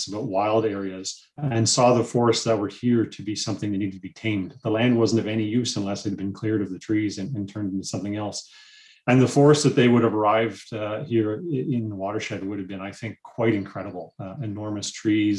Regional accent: Toronto, Ontario, Canada; also born or lived in Essex County, Ontario; I grew up here in the Greater Toronto Area

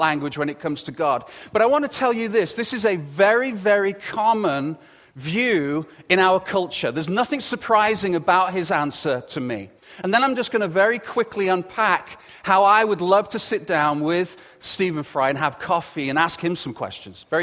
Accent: England, United Kingdom; accent: English; with the English accent and everything that I have, my accent isn't as posh as his

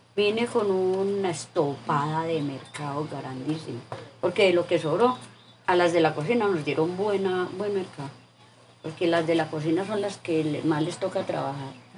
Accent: Mistrató, Risaralda, Colombia; moved away; also born or lived in Andinápolis, Trujillo, Valle del Cauca; yo me vine para acá, para mi pueblo

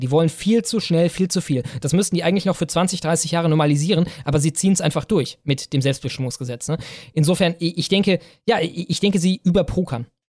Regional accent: Cologne, North Rhine-Westphalia, Germany; ich komme aus Köln

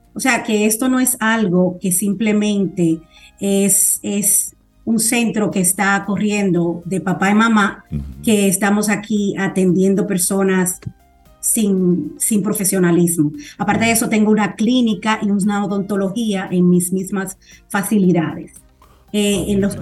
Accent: Dominican Republic; now in United States; aquí en mi país, ya que yo nací aquí

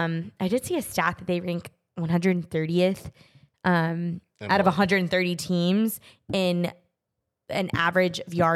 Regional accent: Texas, United States; my hometown team of the Rangers

